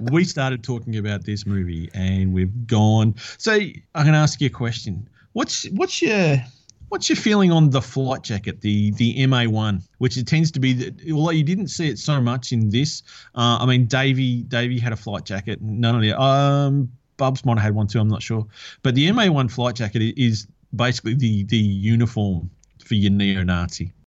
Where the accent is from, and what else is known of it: Australia